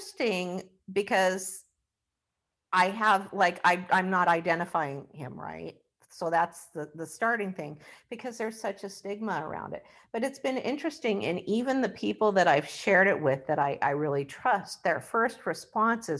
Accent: Washington, United States; we're from Washington State

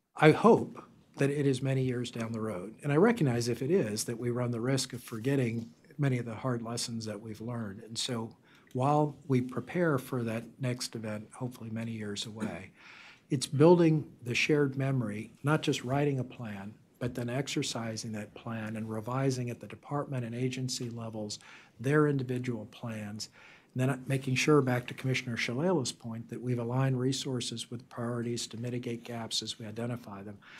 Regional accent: South Louisiana, United States; moved away; I grew up in South Louisiana

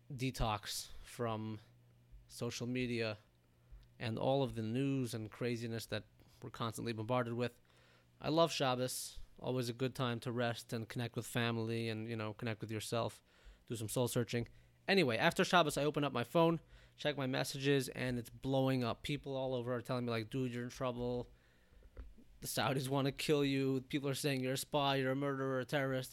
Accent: United States; also born or lived in Israel; I'm an American citizen

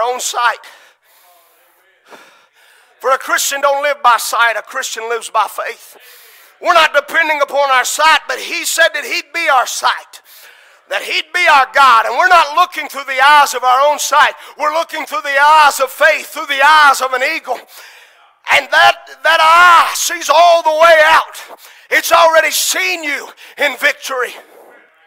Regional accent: United States; As American citizens, we stand here and we're identified on every level as an American

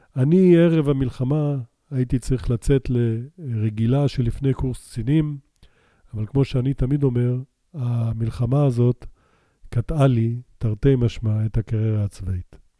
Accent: Beersheba, Southern District, Israel; also born or lived in Canada; גדלנו בבאר שבע, אחרי שעלינו לישראל מקנדה, שם נולדתי

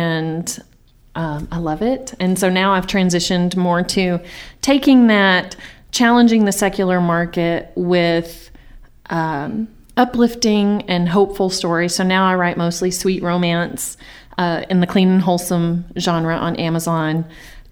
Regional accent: Mount Vernon, United States; now in Rockport, Texas, United States; Originally, I grew up in Mount Vernon

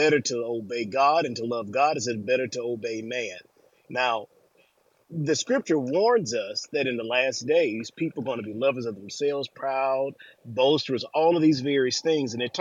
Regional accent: Alabama, United States; I'm from Alabama.

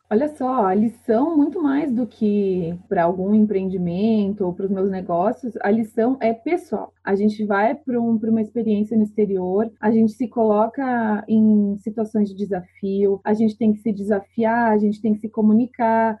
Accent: Brazil; also born or lived in France; eu sou brasileira

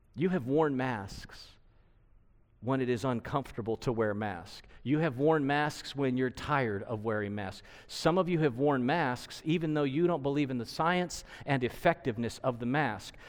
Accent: United States; We are American-made.

